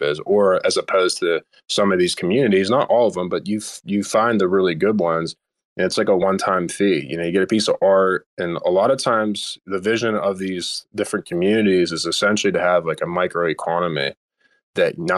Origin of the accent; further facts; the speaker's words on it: United States; I'm too American for that.